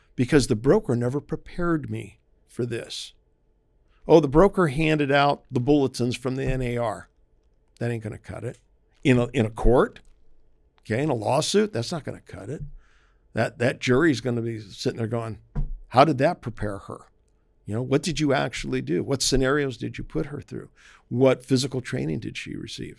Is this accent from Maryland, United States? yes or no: yes; Maryland, United States; moved away; We grew up in Maryland, uh, which is the the northernmost southern state